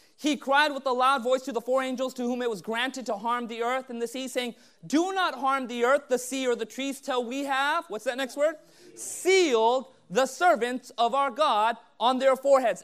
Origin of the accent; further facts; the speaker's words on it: Southern California, United States; growing up in Southern California